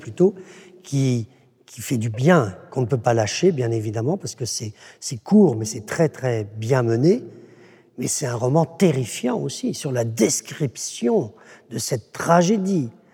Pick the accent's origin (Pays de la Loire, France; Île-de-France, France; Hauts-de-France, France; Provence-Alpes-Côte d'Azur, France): Pays de la Loire, France; je suis, du Saumurois